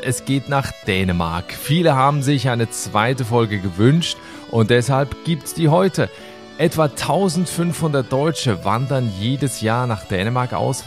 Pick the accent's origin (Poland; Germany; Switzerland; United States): Switzerland; meine Heimat der Schweiz